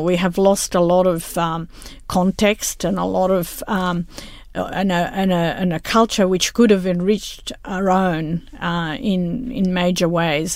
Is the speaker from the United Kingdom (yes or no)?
no; Rome, Lazio, Italy; moved away; I'm originally from Italy, from Rome.